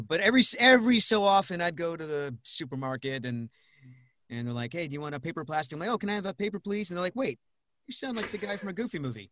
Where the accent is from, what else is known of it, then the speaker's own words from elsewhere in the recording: Rhode Island, United States; moved away; also born or lived in Pittsburgh; I'm from Rhode Island originally. I grew up there, lived in Pittsburgh for a couple of years